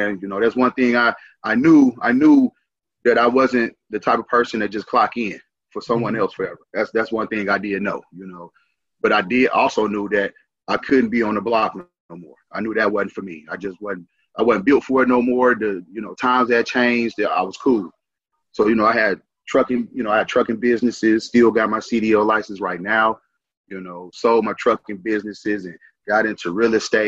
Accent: St. Louis, Missouri, United States; also born or lived in Hayti, Missouri; now in Arizona, United States; originally I'm from St. Louis

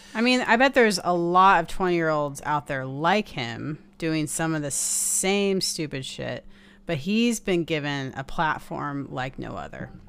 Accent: Seattle, Washington, United States; we're from Seattle

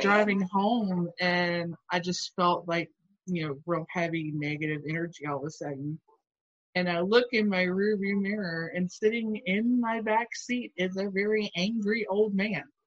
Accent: Alabama, United States; moved away; also born or lived in Louisville, Kentucky; the house I grew up in in Alabama

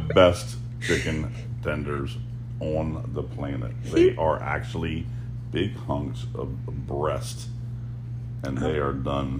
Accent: Maryland, United States; now in Key West, United States; We're from Maryland, so we get the Rural Reds, and we get it Old Bay style, steamed.

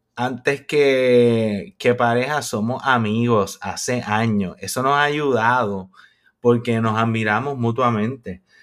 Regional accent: Puerto Rico; moved away as an adult; nosotros somos puertorriqueños

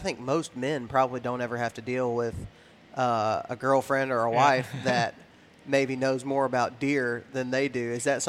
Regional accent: Texas, United States; When you look at Texas, I was raised in West Texas, so there are some food sources that are excellent for deer in Texas.

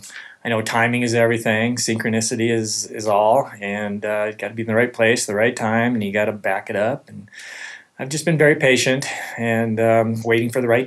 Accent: Montana, United States; now in Santa Cruz, United States; growing up in Montana, I didn't never experienced the ocean before.

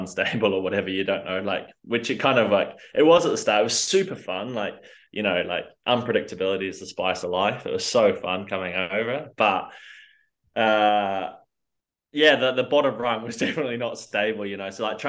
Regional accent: New Zealand; I guess I was not born in New Zealand, but I'm definitely a Kiwi through and through.

